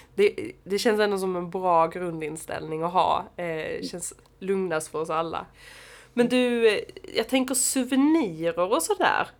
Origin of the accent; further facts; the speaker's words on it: Sweden; hemma i Sverige